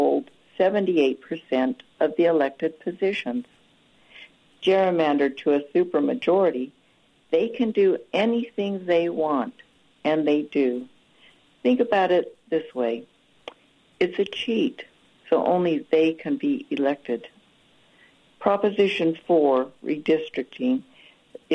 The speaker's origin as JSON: {"language": "English", "town": "Ogden", "region": "Utah", "country": "United States", "tie": "born or raised there", "moved": "as an adult", "said": "I grew up in Ogden"}